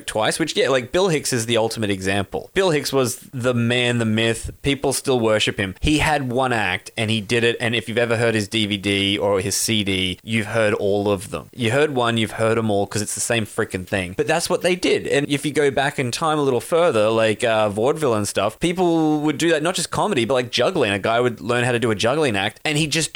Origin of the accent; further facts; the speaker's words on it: Australia; we're from Australia